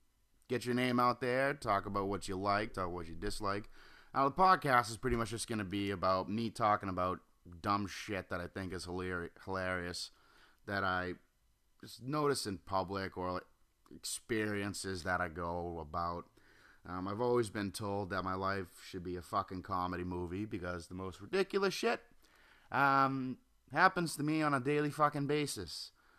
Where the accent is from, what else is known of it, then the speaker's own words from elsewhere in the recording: Norwell, Massachusetts, United States; now in Wilmington, United States; I'm living in Wilmington, North Carolina. Norwell, Massachusetts is my home. Thank God I grew up in the Golden Ghetto, as they call it.